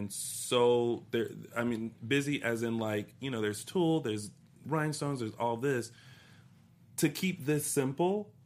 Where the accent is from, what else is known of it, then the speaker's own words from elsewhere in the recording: Columbia, South Carolina, United States; I'm from Columbia